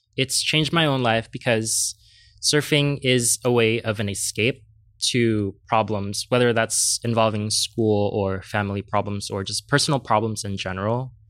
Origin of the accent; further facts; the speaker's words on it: San Diego, California, United States; I am from Southeast San